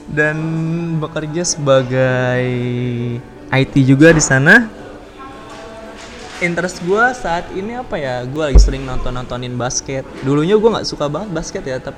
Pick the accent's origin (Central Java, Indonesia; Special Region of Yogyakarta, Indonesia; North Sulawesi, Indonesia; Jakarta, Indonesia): Jakarta, Indonesia; asal gue asal gue dari Jakarta sih ya gue dari kecil di Jakarta